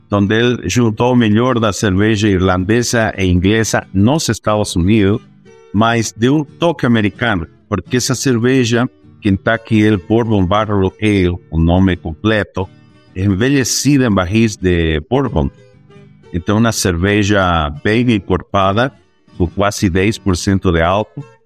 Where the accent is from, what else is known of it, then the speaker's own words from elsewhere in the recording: Bolivia; Portuguese is a second language; moved away as an adult; now in Brazil; eu sou boliviano de nascimento, mas latino-americano já de, de exercício, não? Estou já 22 anos fora da Bolívia